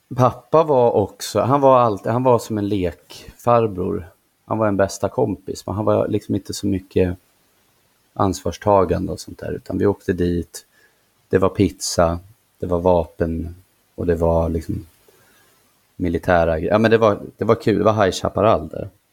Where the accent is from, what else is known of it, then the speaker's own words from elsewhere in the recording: Nyköping, Södermanland, Sweden; jag trivdes inte hemma i Nyköping, hemma hos mamma